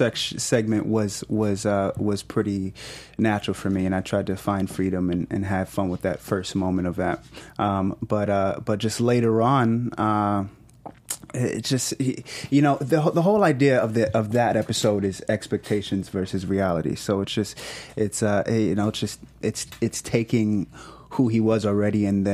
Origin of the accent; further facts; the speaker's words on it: Atlanta, Georgia, United States; moved away; I am from Atlanta. I did elementary through high school in Atlanta